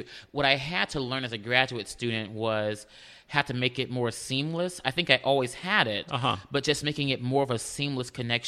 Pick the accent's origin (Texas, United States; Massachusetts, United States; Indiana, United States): Texas, United States; Houston; Where I grew up, in Houston. I'm from Houston, a native Houstonian.